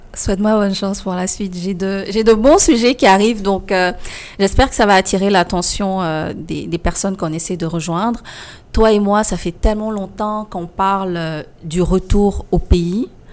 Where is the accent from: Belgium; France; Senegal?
Senegal; moved away as an adult; now in Quebec, Canada; J'ai quitté le Sénégal, je suis arrivée au Québec